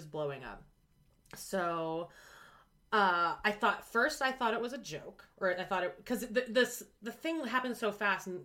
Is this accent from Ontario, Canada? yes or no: no; Calgary, Alberta, Canada